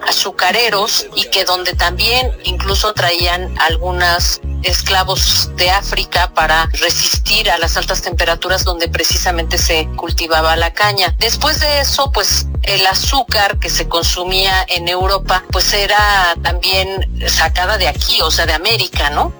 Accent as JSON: {"language": "Spanish", "country": "Mexico", "said": "nosotros no fuimos la excepción, como mexicanos"}